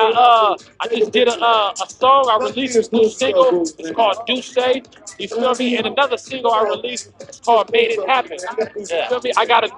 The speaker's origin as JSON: {"language": "English", "town": "San Francisco", "region": "California", "country": "United States", "tie": "born or raised there", "said": "Frisco's finest, man. Born and raised"}